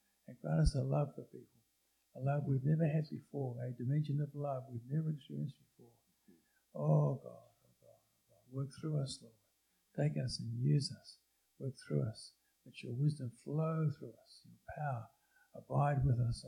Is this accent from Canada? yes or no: yes; Canada; we are as Canadian Christians